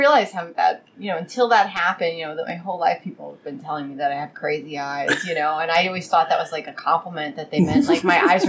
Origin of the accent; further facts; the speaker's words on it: New York, United States; I'm from New York and I don't dog walk, I scale it back.